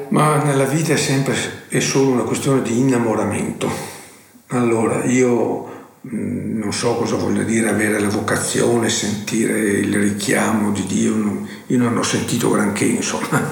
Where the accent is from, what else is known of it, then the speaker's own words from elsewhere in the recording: Cittadella, Veneto, Italy; also born or lived in Verona; Sono nato a Cittadelle, provincia di Padova